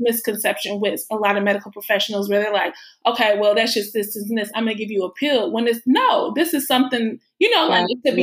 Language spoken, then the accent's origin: English; Chicago, Illinois, United States; moved away as an adult; also born or lived in New York; I'm from Chicago and I've been living in New York and I just moved back to Chicago